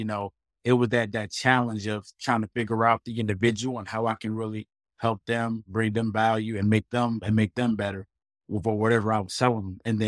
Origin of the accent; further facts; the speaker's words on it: Portsmouth, Virginia, United States; moved away as an adult; now in North Carolina, United States; Well, first, I'm from Virginia, raised in Portsmouth, the 757 area, close to the beach. Moved out to, you know, North Carolina, probably like 2013